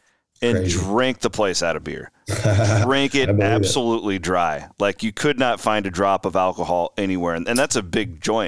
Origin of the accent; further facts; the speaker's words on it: Iowa, United States; cause I grew up in Western Iowa, we watched Nebraska all the time.